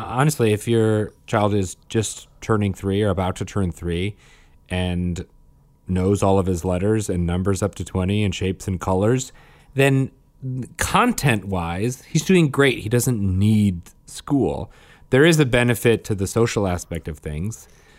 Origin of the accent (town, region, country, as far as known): Saskatchewan, Canada